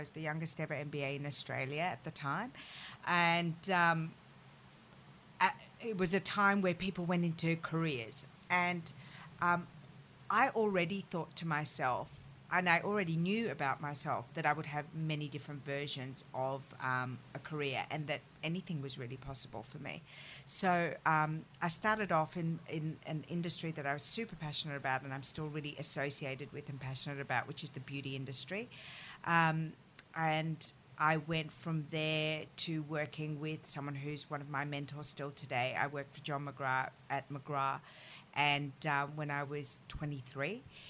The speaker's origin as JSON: {"language": "English", "country": "France", "tie": "born there", "said": "the reason I moved to Paris is that I was born in France, and it had always been a dream of mine to go to Paris and go to the Sorbonne to study French."}